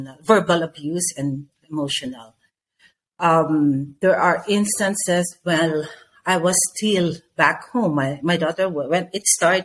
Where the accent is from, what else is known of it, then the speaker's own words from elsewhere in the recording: Philippines; I'm from the Philippines.